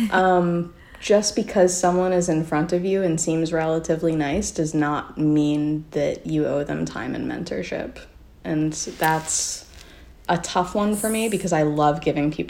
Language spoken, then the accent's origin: English; Muskoka, Ontario, Canada; I grew up in Muskoka right next to there.